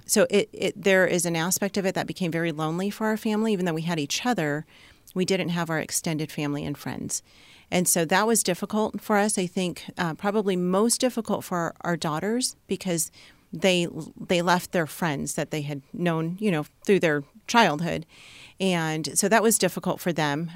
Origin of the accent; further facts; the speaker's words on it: Southern California, United States; moved away as an adult; we are from Southern California, and that was our bubble, and that was our comfort zone